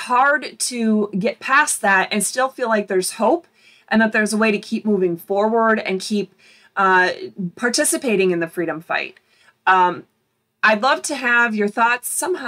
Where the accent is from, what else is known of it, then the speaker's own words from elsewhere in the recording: Michigan, United States; born there; Michigan, I was born in Michigan, and all of our daughters were born in Michigan.